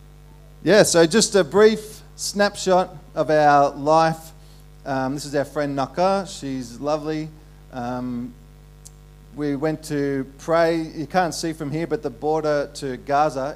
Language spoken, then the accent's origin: English; Ballarat, Victoria, Australia; moved away as an adult; also born or lived in Melbourne / Perth; I was raised in Ballarat